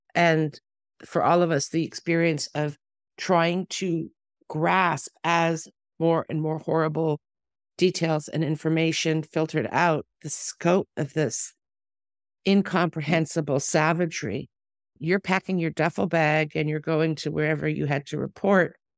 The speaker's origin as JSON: {"language": "English", "country": "Canada", "tie": "born or raised there", "moved": "yes", "lives_now": "Israel", "said": "a Canadian Jewish person who was born here"}